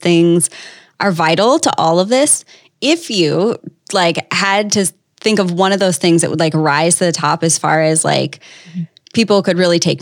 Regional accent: Wisconsin, United States; now in San Diego, United States; I'm from Wisconsin

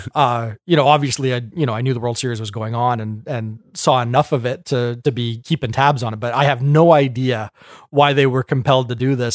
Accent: Canada; we're Canadian

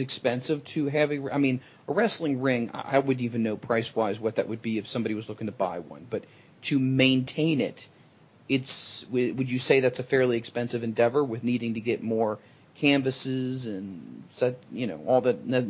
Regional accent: Ohio, United States; Sorry, I'm from Ohio.

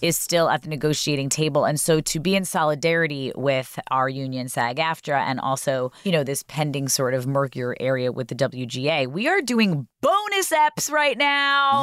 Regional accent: New York City, New York, United States; also born or lived in Port Washington, Long Island; I grew up in Ozone Park till I was about mm, seven or eight

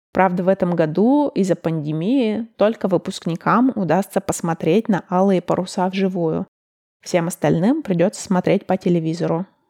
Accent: Russia; moved away; also born or lived in Chicago, United States; Мой родной город находится на 59 градусах северной широты. Это чуть южнее Санкт-Петербурга

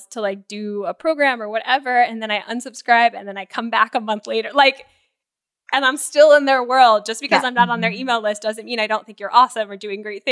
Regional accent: Florida, United States; growing up in Florida

